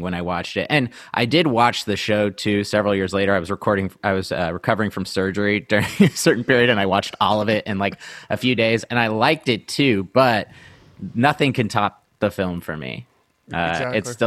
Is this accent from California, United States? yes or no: yes; Riverside, California, United States; I grew up in Southern California, so I grew up in Riverside